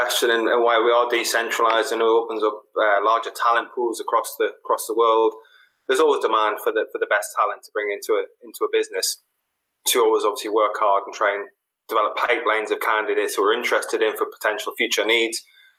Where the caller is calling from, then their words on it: Leinster, Ireland; I'm in Ireland.